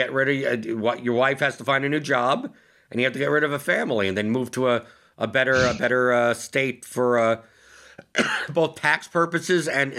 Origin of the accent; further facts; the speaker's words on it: New York, United States; now in Louisville, United States; Like, I obviously I came from New York and now I live in Louisville, but the main reason is because it's so much cheaper to live here than it is in New York.